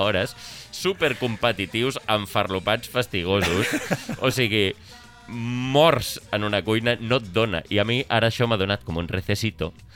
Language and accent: Catalan; Sant Cugat del Vallès, Catalonia, Spain; Jo sóc de Sant Cugat